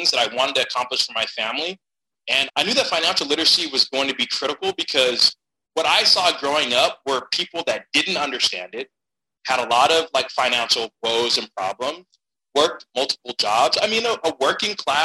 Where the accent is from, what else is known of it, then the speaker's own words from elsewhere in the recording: Stockton, California, United States; I'm a California kid. I'm from Stockton, California